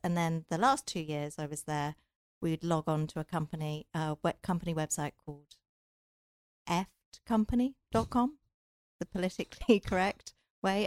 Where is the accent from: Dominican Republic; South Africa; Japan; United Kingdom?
United Kingdom; England; moved away as an adult; also born or lived in London / Silicon Valley; now in Southern California, United States; I'm from England